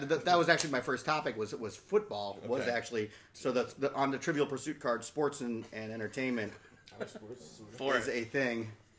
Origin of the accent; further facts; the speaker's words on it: Indiana, United States; I'm from Indiana.